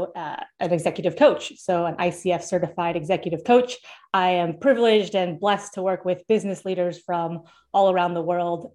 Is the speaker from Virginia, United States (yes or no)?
no; Seattle, Washington, United States; now in Florida, United States; I'm from Seattle and I live in Florida now